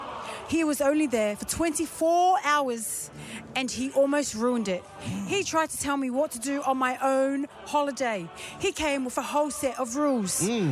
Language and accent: English; London, United Kingdom; Oh, no, I'm from London. I grew up in the streets of London.